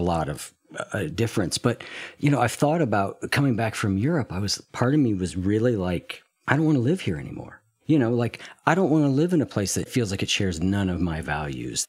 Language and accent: English; United States; as an American